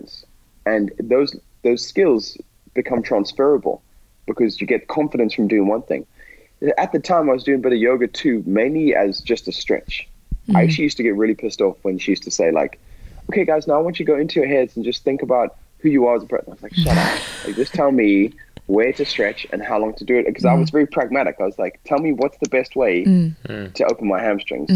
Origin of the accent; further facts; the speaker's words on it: Botswana; moved away as an adult; I grew up in Botswana in a tiny town where these sports don't exist.